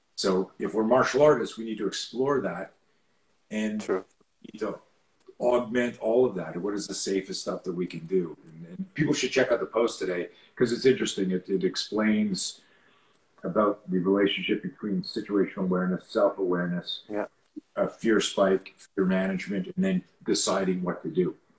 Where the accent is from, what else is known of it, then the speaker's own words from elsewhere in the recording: Canada; I grew up in Canada